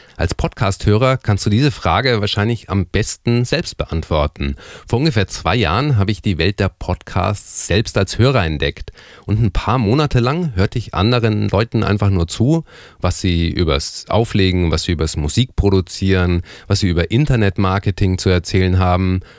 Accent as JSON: {"language": "German", "town": "Erlangen", "region": "Bavaria", "country": "Germany", "tie": "born or raised there", "said": "in meiner Heimatstadt, in Erlangen"}